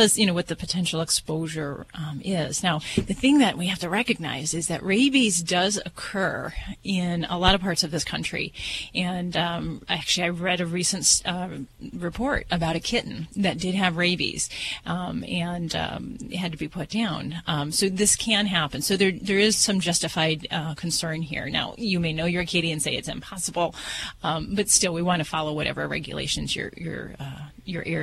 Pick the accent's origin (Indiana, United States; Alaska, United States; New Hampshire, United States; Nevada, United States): Nevada, United States; Las Vegas; I'm from Vegas